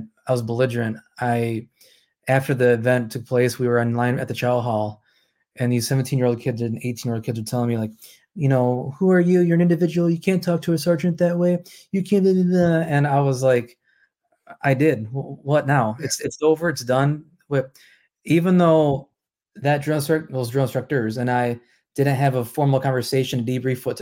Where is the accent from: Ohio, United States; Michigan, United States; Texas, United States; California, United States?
Michigan, United States; Holland; also born or lived in Manistee, Michigan; I was born and raised here in the Mitten State